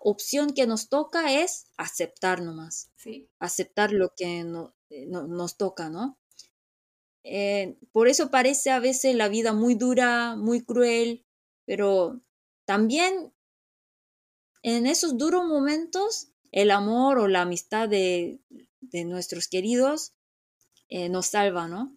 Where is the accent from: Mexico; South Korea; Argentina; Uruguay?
South Korea; Seoul; Spanish is a second language; moved away; Yo como soy de Seúl, siempre tengo que como regresar a Seúl